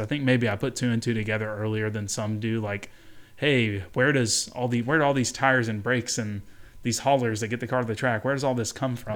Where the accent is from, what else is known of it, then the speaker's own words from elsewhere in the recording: Birmingham, Alabama, United States; I grew up in Birmingham, Alabama